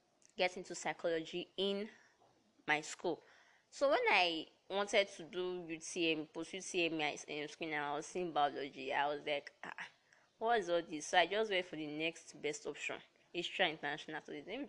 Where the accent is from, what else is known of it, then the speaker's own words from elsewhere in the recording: Delta, Nigeria; I hail from Delta State